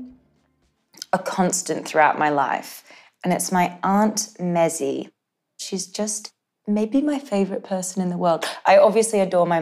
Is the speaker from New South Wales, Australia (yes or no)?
no; Gold Coast, Queensland, Australia; I grew up on the Gold Coast